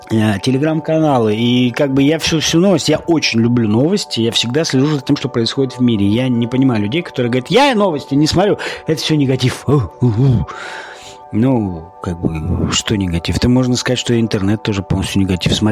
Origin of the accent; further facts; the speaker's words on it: Siberia, Russia; Я человек из Сибири, да, живу сейчас не в Сибири, и очень страдаю от того, что нет леса.